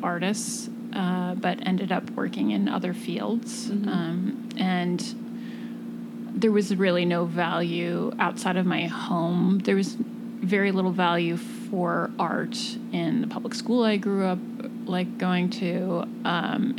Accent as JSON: {"language": "English", "region": "Midwest", "country": "United States", "tie": "born or raised there", "moved": "yes", "lives_now": "New York, United States", "said": "I grew up in the Midwest"}